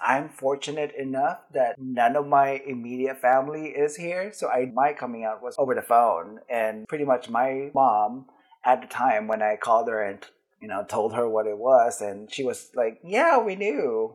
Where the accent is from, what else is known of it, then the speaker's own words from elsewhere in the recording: Philippines; now in United States; I grew up in the Philippines